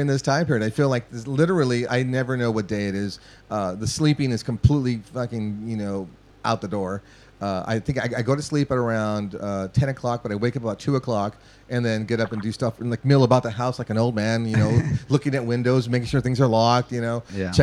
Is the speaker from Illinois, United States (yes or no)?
no; Los Angeles, California, United States; I grew up in Boyle Heights, right there in East